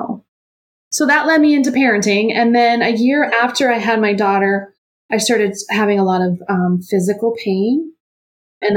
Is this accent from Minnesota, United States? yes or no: yes; Rochester, Minnesota, United States; I grew up in Rochester, Minnesota, which is the home of the Mayo Clinic